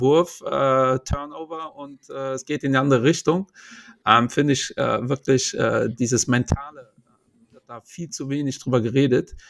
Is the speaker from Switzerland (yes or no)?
no; Portugal; Ich bin Portugiese